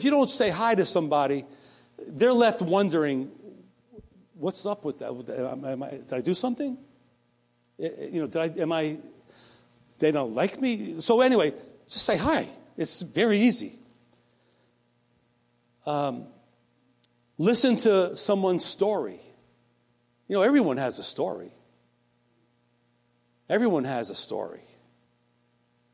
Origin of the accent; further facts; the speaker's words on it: the New York area, United States; I'm from the New York area right near Connecticut